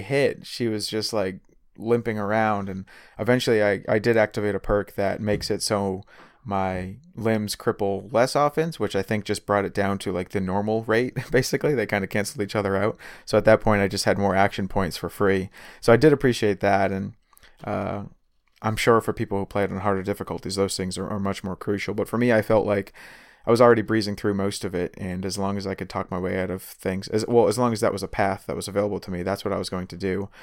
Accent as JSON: {"language": "English", "area": "Boston area", "region": "Massachusetts", "country": "United States", "said": "I'm, I'm from Boston"}